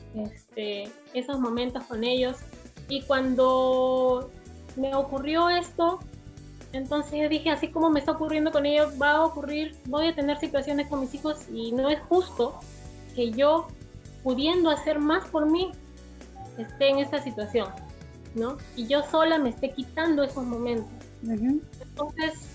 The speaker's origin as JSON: {"language": "Spanish", "country": "Peru", "said": "yo soy la única de Perú"}